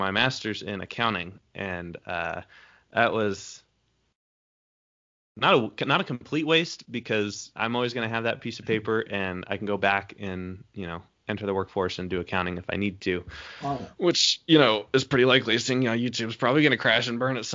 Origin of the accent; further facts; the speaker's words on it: United States; I'm a dumb American